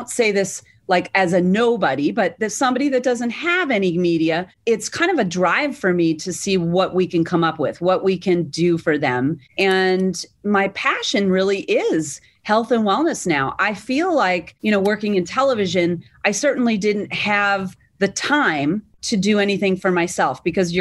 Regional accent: Massachusetts, United States; I was from Massachusetts

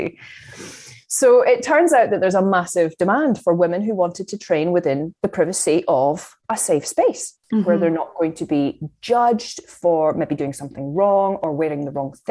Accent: Fife, Scotland, United Kingdom; moved away as an adult; now in Chester, United Kingdom; I'm from Fife in Scotland

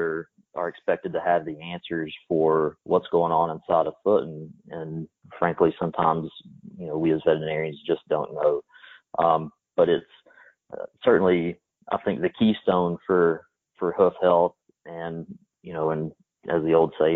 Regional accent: East Texas, United States; I grew up in East Texas

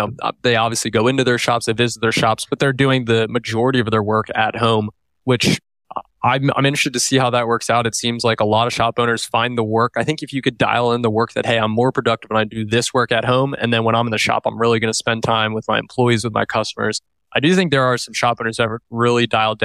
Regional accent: Lancaster, Pennsylvania, United States; born or raised there; moved away as an adult; also born or lived in Santa Cruz, California

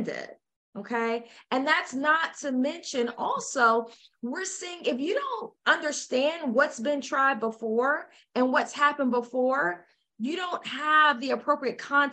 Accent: United States; I'm an American

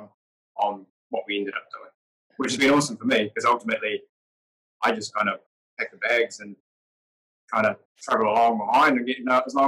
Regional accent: Mount Maunganui, Bay of Plenty, New Zealand; moved away as an adult; now in Dubai, United Arab Emirates; I was doing my building apprenticeship at the time in my hometown of New Zealand, which is Mount Maunganui

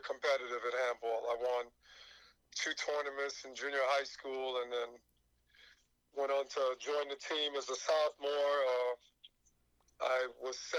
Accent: New York City, New York, United States; also born or lived in Haiti; I came to this country in 1968, which is New York City. Originally lived in Brooklyn for about 5 years and moved to Queens. And I've lived in Queens ever since

